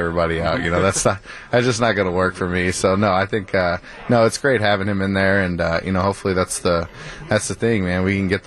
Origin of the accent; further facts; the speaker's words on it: Houston, Texas, United States; I'm from Houston